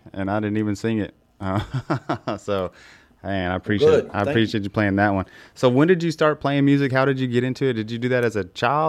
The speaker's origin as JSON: {"language": "English", "area": "just south of Lubbock", "region": "Texas", "country": "United States", "tie": "born or raised there", "lives_now": "San Marcos, United States", "said": "So I grew up just south of Lubbock"}